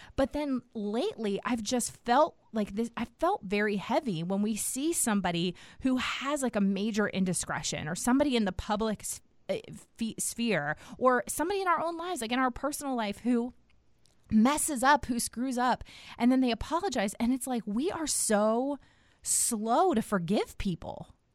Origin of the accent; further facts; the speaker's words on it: Washington, District of Columbia, United States; moved away as an adult; also born or lived in the South (US); now in the South, United States; I grew up in Washington, D C.